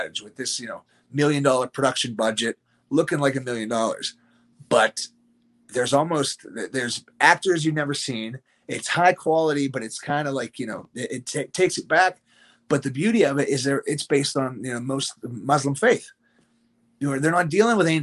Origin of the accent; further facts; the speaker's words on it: United States; I'm here from the United States.